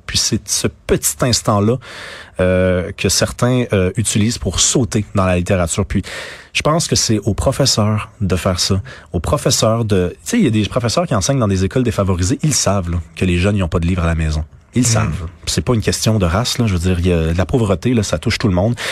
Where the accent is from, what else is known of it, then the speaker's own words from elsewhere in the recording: Montreal, Quebec, Canada; je suis québécois. j'ai grandi à Montréal, j'ai vécu à Québec